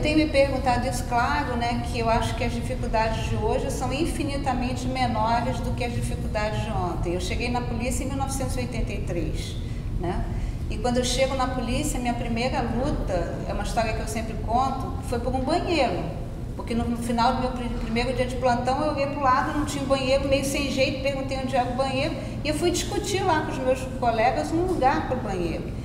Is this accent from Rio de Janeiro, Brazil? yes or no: yes; Penha, Rio de Janeiro, Brazil; Penha, que é o bairro onde eu moro, onde a minha mãe ainda mora, o bairro onde eu cresci